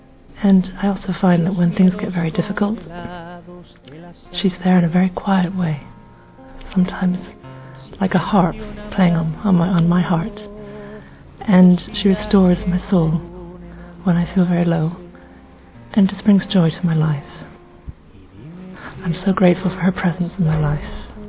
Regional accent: England, United Kingdom; I come from England

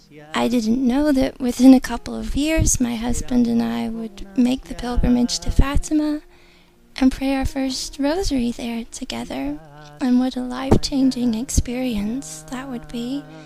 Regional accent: Georgia, United States; I'm 28 and I'm from Georgia, USA.

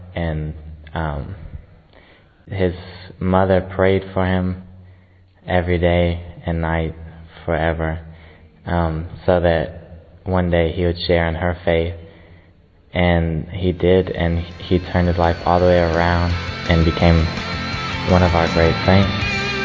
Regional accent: United States; I'm from the United States of America

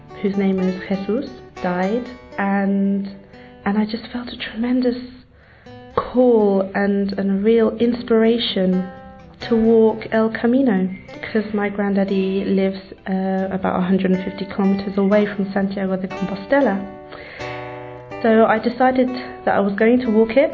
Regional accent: London, United Kingdom; I was born and raised here in London, but I have no British blood in me

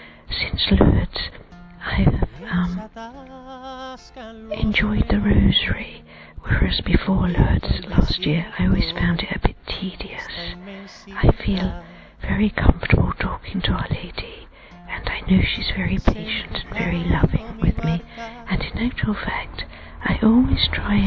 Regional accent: London, United Kingdom; I'm from London

